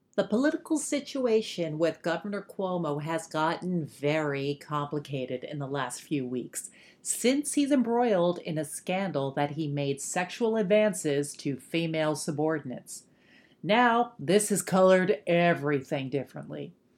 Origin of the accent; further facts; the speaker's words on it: New York City, New York, United States; as a New Yorker